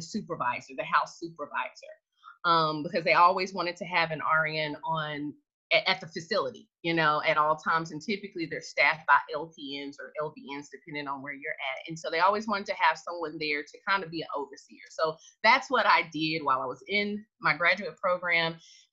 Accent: Tennessee, United States; I'm originally from Tennessee

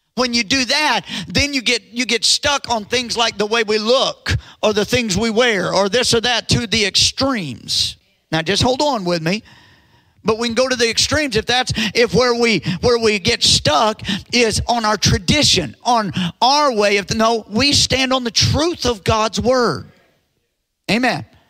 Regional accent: United States; as an American

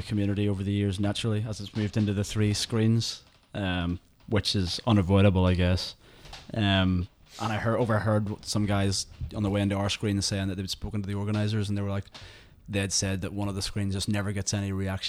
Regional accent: Ireland; as an Irish person

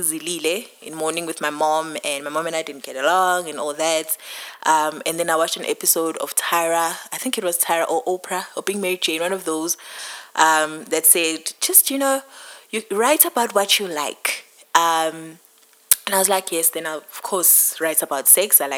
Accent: Pietermaritzburg, KwaZulu-Natal, South Africa; moved away; I am from Pietermaritzburg originally

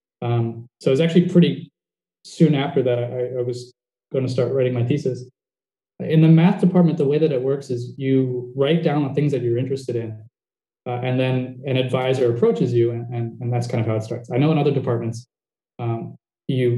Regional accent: New Jersey, United States; now in Bend, United States; I'm from New Jersey, but I live in Bend, which is about 4 hours south of Portland

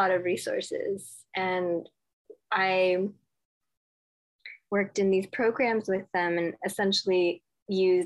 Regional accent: Los Angeles, California, United States; I was born and raised in Los Angeles

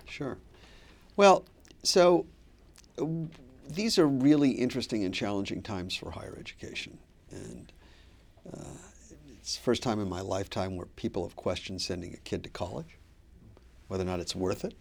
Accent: Pontiac, Michigan, United States; moved away as an adult; now in Boston, United States; I grew up in Pontiac, Michigan, which is now the poorest city in the state of Michigan

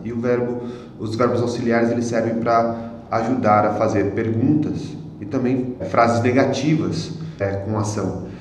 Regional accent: Brazil; Eu sou brasileiro.

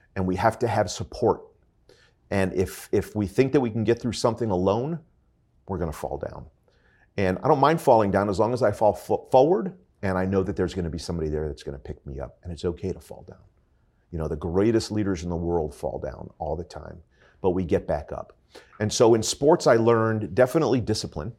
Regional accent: North Miami Beach, Florida, United States; I was born and raised here in North Miami Beach. I am a true hometown boy

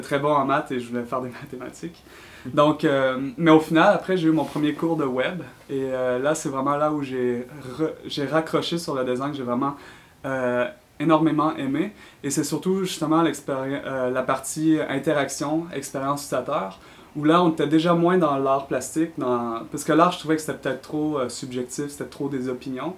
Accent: Quebec City, Quebec, Canada; moved away as an adult; now in San Francisco, United States; je suis originaire de la ville de Québec, comme vous pouvez l'entendre avec mon accent, mais euh, dernièrement, j'ai déménagé à San Francisco

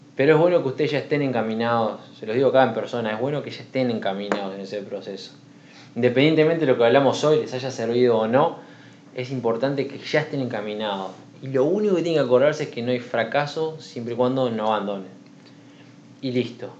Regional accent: Uruguay; now in Sweden; en Uruguay, en mi tierra natal

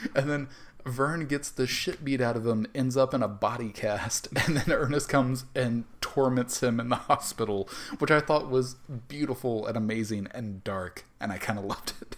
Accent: the South, United States; growing up in the South

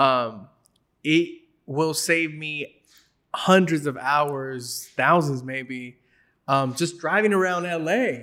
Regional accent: Los Angeles, California, United States; I'm Mexican American, grew up in L A.

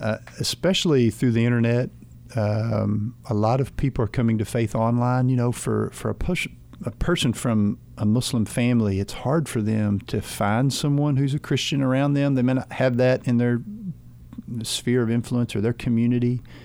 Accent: United States; As an American

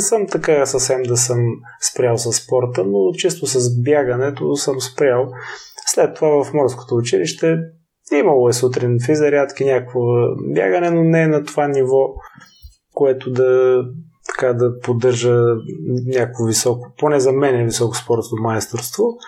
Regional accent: Silistra, Silistra Province, Bulgaria; also born or lived in Varna; now in Sofia, Bulgaria; В родния ми град в Силистра

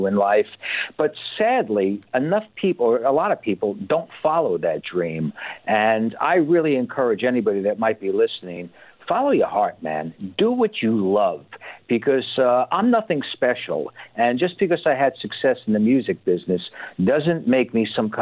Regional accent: New York, United States; moved away as an adult; also born or lived in Los Angeles, California; now in Estonia; growing up in New York

